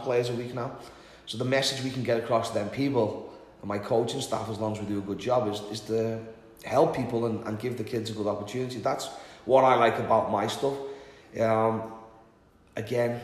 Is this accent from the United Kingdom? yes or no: yes; Liverpool, North West England, United Kingdom; moved away; born and raised in Liverpool